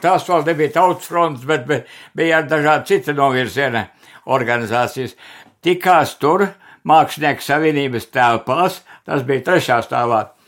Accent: Remte, Kurzeme, Latvia; also born or lived in Zante parish; es jau esmu dzimis Remtē

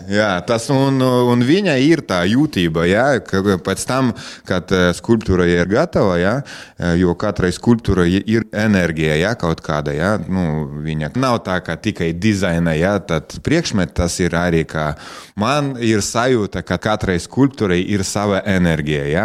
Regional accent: Preiļi, Latgale, Latvia; es esmu dzimis Prēļos, ja, un mana bērnība, jaunība, ja, es visu laiku šeit un mācījos Prēļos, un nekur nebraucu no, no šejienes prom.

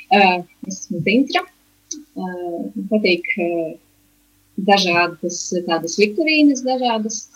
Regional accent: Latvia; also born or lived in Riga; Nu, esmu no Latvijas. Tagad esmu dzīvoju Rīgā šobrīd. Strādāju valsts sociālās aprūpes centrā

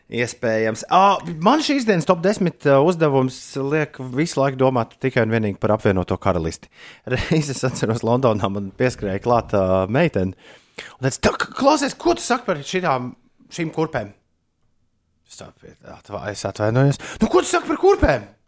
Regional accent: Latvia; es te esmu no Latvijas

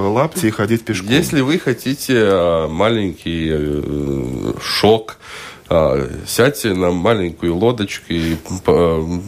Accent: Riga, Latvia; Да, да, я из Пардаугова.

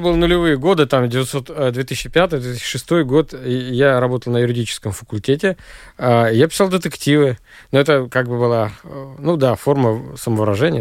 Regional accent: Russia; moved away; у меня на родине

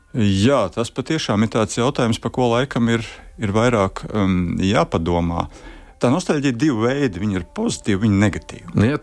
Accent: Riga, Latvia; also born or lived in Kurzeme; es nāku no Rīgas

